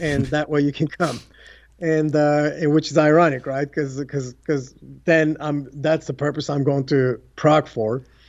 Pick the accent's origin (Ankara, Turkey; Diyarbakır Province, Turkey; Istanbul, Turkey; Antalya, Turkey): Istanbul, Turkey; English is a second language; moved away as an adult; also born or lived in United States; growing up in Istanbul, Turkey